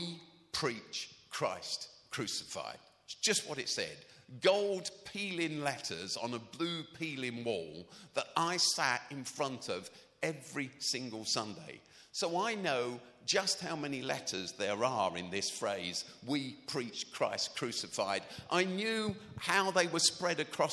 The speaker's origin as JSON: {"language": "English", "region": "London", "country": "United Kingdom", "tie": "born or raised there", "said": "When I was a kid, I grew up in South Norwood, South Norwood, Croydon."}